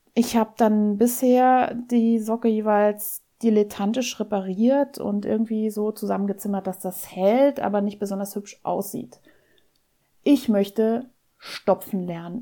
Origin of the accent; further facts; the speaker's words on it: Saarland, Germany; Bei uns im Saarland heißen die Dinger noch Waschlappe